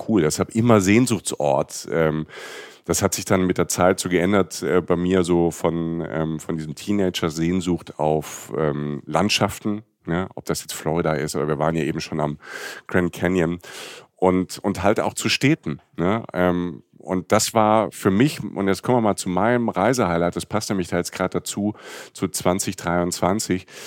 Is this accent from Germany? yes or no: yes; Rhineland-Palatinate, Germany; wenn du aus, vom Dorf kommst, irgendwie aus Südwestdeutschland, ähm, und wir hatten, ich komme aus der Pfalz